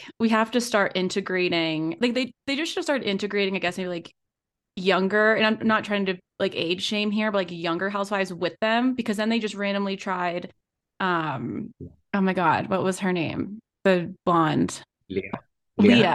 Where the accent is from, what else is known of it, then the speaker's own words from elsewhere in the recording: Pennsylvania, United States; moved away as an adult; now in Denver, United States; I'm originally from Pennsylvania, but I live in Denver now in Colorado